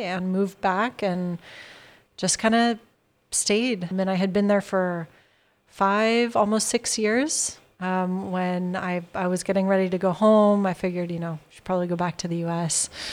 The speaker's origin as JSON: {"language": "English", "region": "California", "country": "United States", "tie": "born or raised there", "also_born_or_lived": "Milan, Italy", "moved": "as an adult", "said": "I was born and raised in California, in the middle of now what is Silicon Valley"}